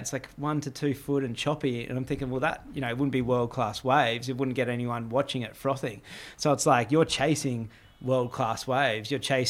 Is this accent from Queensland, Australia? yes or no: yes; Gold Coast, Queensland, Australia; I grew up on the Gold Coast.